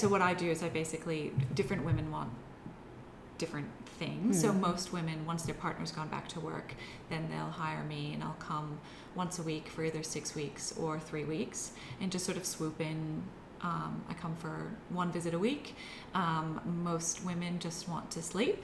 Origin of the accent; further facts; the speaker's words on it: United States; moved away as an adult; now in Australia; I'm from the States, so I don't have family here either.